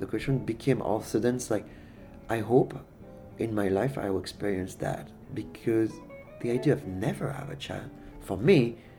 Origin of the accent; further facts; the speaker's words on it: Paris, Île-de-France, France; now in Tucson, United States; I have been living in Tucson for 17 years. I'm originally from Paris, France.